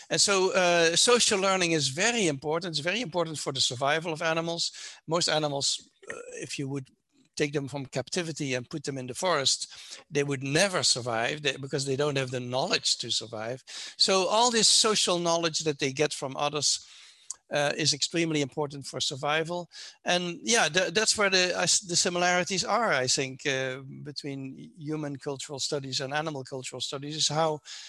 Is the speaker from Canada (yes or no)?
no; Netherlands; now in United States; I'm not American, I'm from the Netherlands